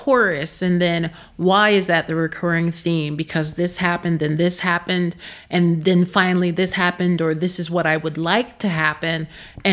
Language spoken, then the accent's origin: English; Philadelphia, Pennsylvania, United States; moved away as an adult; now in Prague, Czech Republic; I'm not from the Delta. I'm from Philadelphia